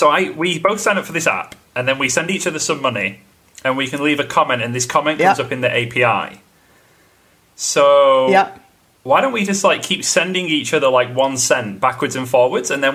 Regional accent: England, United Kingdom; I'm English.

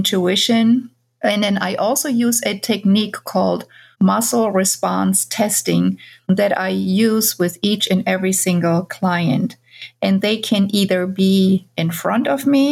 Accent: Bavaria, Germany; moved away as an adult; now in United States; I grew up in Germany

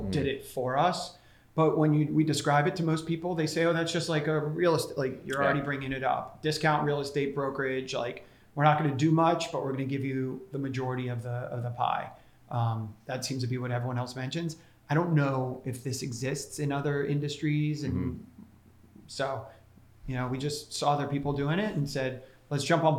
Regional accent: Tampa, Florida, United States; moved away as an adult; also born or lived in Ithaca, New York / Los Angeles; now in New York City, United States; I grew up in Florida. So I was like a Florida boy up in the Ithaca winters for 4 years.

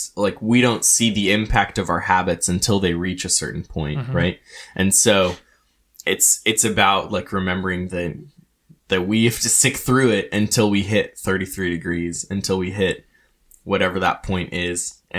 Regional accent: Renton, Washington, United States; And so I'm from Seattle. I've grown up my whole life in Renton.

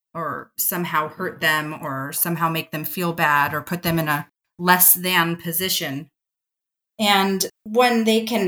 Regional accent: Southern California, United States; I grew up in Southern California

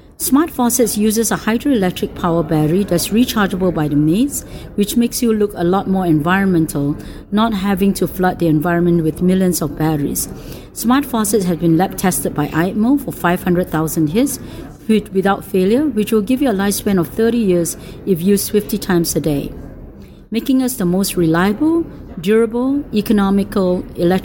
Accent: Singapore; moved away

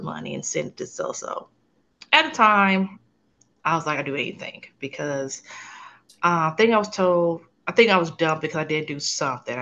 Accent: Los Angeles, California, United States; moved away as an adult; now in San Antonio, United States; I am originally from Los Angeles, California. Currently live in Texas.

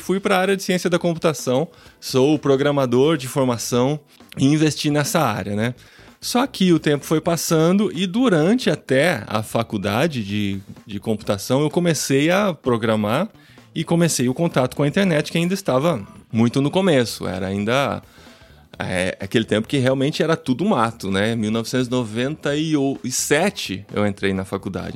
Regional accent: Piracicaba, São Paulo, Brazil; moved away as an adult; now in Linares, Spain; Mas eu sou de Piracicaba, no interior de São Paulo. Nasci há alguns anos, né?

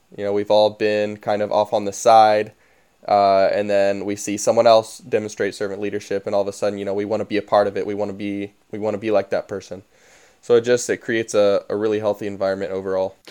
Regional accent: Dayton, Tennessee, United States; I live in Dayton, Tennessee, or I'm from Dayton, Tennessee

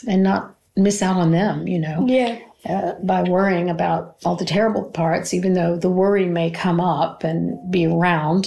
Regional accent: United States; moved away; I'm from America

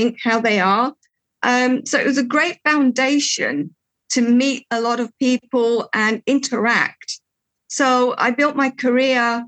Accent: United Kingdom; accent: English; moved away as an adult; also born or lived in Portugal; now in Cyprus; at a very young age, I moved to the UK, where I had my schooling and my first job. And in the UK, I was working for a financial institution in the corporate world. And that's where I've got my English accent from.

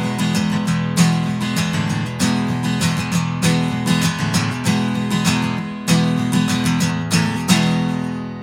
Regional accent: Conroe, Texas, United States; now in New Braunfels, United States; I grew up in Conroe, Texas

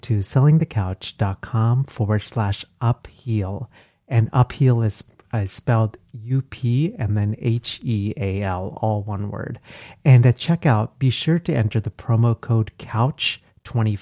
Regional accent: Texas, United States; now in Philadelphia, United States; I grew up in Texas

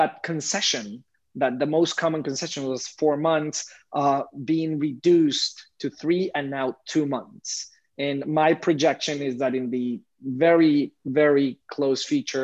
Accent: Mexico; moved away as an adult; now in New York, United States; Coming to New York 6 years ago, I am from Mexico

